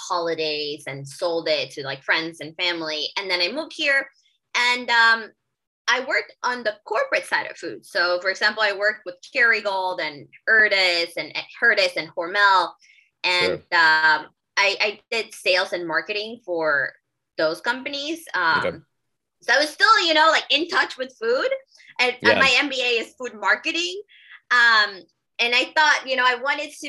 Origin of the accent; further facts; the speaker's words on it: Guatemala; moved away as an adult; now in Philadelphia, United States; I'm originally from Guatemala